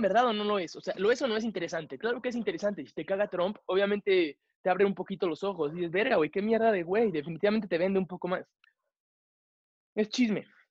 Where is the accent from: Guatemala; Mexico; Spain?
Mexico; yo como mexicano